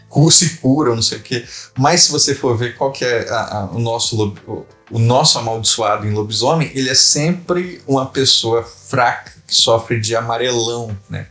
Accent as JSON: {"language": "Portuguese", "country": "Brazil", "tie": "born or raised there", "moved": "as an adult", "lives_now": "Rio de Janeiro, Brazil", "said": "tem um registro do lá da minha terra"}